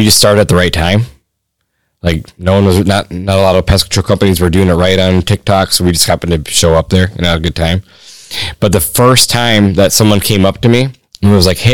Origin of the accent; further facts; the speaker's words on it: Michigan, United States; in my home state